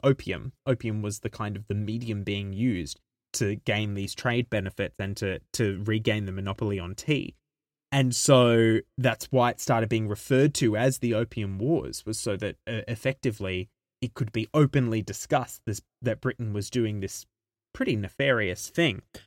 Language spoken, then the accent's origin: English; Australia; being Australian